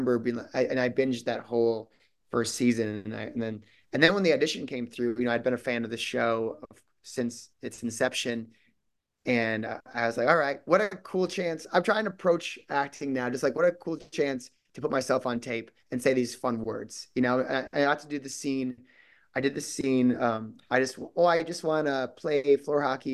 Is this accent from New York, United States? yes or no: no; southern Minnesota, United States; moved away; I'm from Minnesota